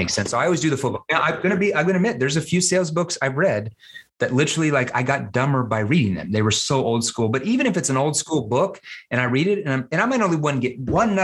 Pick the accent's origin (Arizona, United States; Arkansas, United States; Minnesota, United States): Arkansas, United States; I'm from Arkansas.